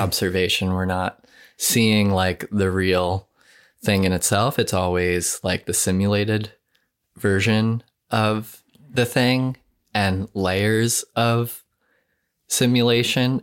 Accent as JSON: {"language": "English", "area": "Long Island", "region": "New York", "country": "United States", "moved": "as an adult", "said": "I'm from Long Island, and I have, like, a strong connection to that landscape"}